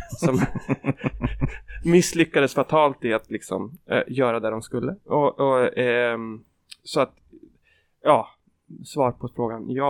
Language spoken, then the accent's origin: Swedish; Kisa, Östergötland, Sweden; En och en halv timme från där jag växte upp.